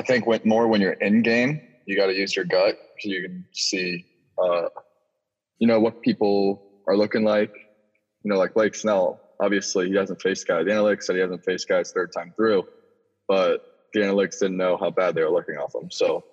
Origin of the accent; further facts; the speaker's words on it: Florida, United States; growing up in Florida.